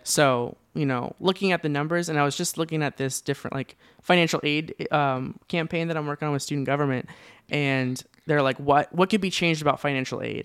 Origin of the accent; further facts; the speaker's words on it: Orange County, California, United States; born and raised in Orange County, California.